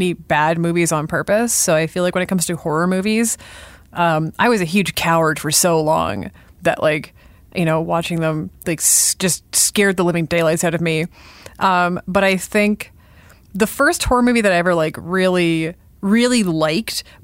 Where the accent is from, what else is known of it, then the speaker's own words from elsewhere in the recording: Sudbury, Ontario, Canada; I grew up north. I grew up in Sudbury. I grew up around a mine.